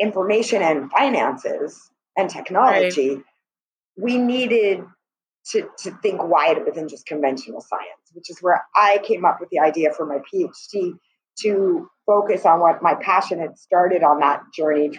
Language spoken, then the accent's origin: English; California, United States; moved away as an adult; also born or lived in Turks and Caicos Islands; now in Barbados; I was born and raised in California